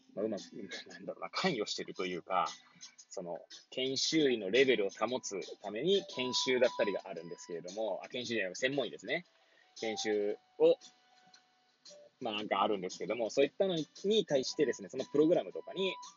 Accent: Hachioji, Tokyo, Japan; moved away as an adult; now in Kamaishi, Japan; 八王子生まれ、八王子育ち、震災の前年より、釜石で働く

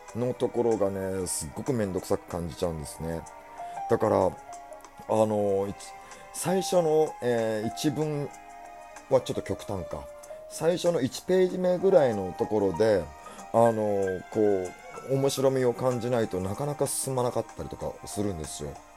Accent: Kanto, Japan; 関東の育ちだからでしょうか

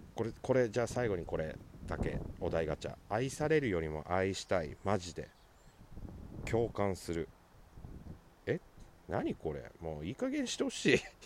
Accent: Sapporo, Hokkaido, Japan; 地元札幌市東区

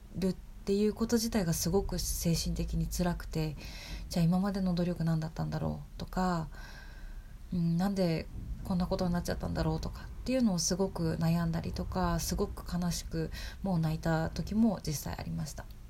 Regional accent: Japan; moved away as an adult; also born or lived in Tokyo; now in Colorado, United States; もともと日本で生まれ育って、で、ほとんどの大部分を日本で過ごしてきて

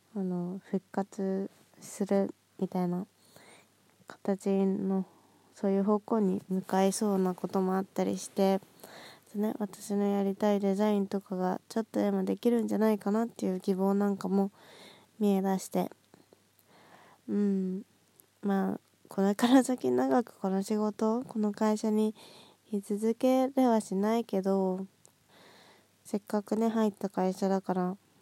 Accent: Nagoya, Aichi, Japan; now in Kanagawa, Japan; 地元の名古屋に帰って友達と遊んだり

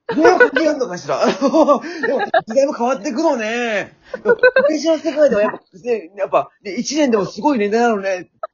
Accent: Shizuoka, Japan; accent: Shizuoka dialect; 私も静岡出身だからね

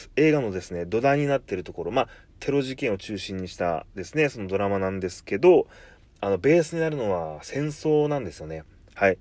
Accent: Kumamoto, Japan; 出身在住が熊本なんですけど

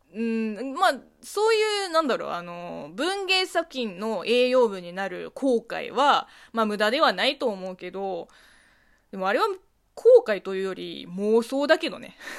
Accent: China; moved away; 中国生まれ、中国育ちの私

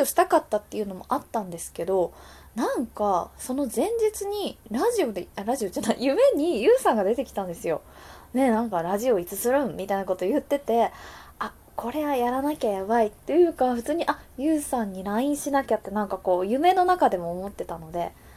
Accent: Wakayama, Japan; also born or lived in Ginza, Tokyo; now in Tokyo, Japan; 和歌山出身の私なんですがここ銀座の小料理屋で女将修行をしています

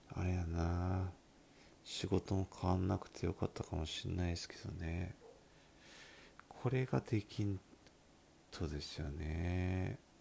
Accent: Miyazaki, Japan; accent: Miyazaki dialect; 私の拙い宮崎弁

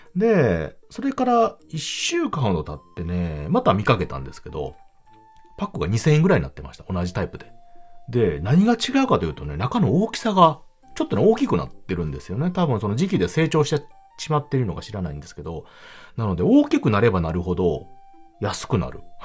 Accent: Hyogo, Japan; 幼い頃からあ、兵庫県の方に住んでおりまして、で、えー、まあ、実家の方も今

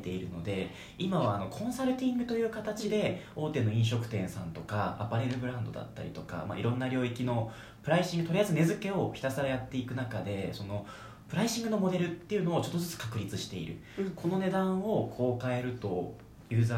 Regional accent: Aomori, Japan; moved away as an adult; 僕青森県出身で、うんうん、あまりなんか裕福な家庭じゃなかったのに、

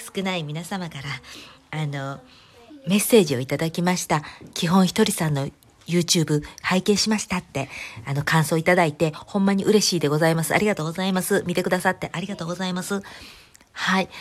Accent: Kansai, Japan; accent: Kansai dialect (also speaks Kanto dialect); now in United States; バイリンガルなんで、関西弁と関東弁の

